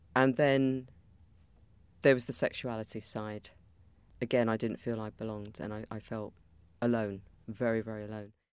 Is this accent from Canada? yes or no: no; London, United Kingdom; I was an Indian kid growing up in East London in the 60s and 70s